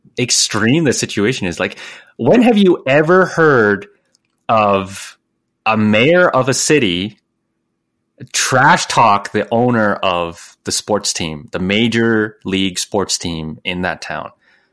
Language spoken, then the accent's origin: English; Ottawa, Ontario, Canada; Hey, I'm from Ottawa.